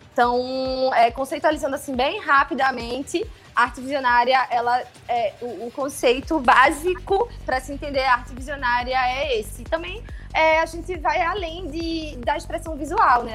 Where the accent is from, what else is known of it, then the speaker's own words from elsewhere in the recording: Recife, Pernambuco, Brazil; sou natural daqui de Recife, Pernambuco, onde hoje eu tenho o meu ateliê